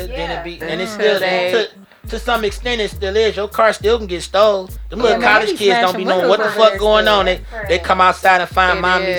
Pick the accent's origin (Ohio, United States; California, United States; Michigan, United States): Ohio, United States; Shaker Heights; Yeah, I'm from Shaker.